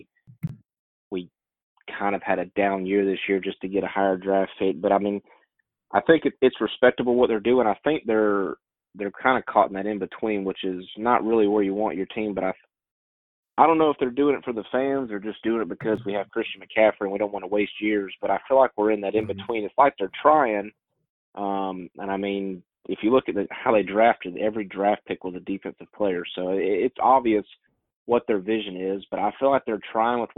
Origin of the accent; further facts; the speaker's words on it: Alabama, United States; I'm from Alabama